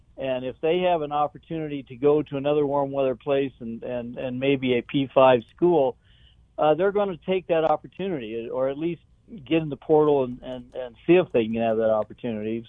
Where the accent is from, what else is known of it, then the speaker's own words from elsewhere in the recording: Cheyenne, Wyoming, United States; also born or lived in Laramie, Wyoming; I'm from Cheyenne, which is uh, 45 miles to the east of, of Laramie